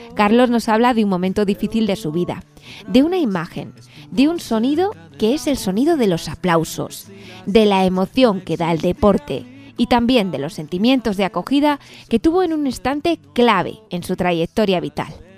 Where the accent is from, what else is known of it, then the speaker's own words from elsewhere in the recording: Ciudad Rodrigo, Castile and León, Spain; nosotros que somos de Ciudad Rodrigo